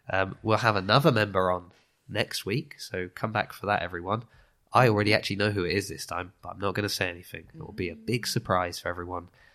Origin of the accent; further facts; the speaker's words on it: Lymington, South East England, United Kingdom; moved away as an adult; also born or lived in Southampton / Italy; now in Bath, United Kingdom; I was born in Southampton, but I grew up in, in Lymington